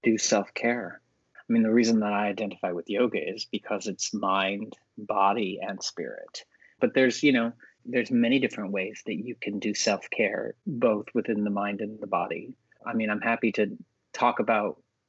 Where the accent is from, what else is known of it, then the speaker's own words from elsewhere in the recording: Texas, United States; young boy growing up in Texas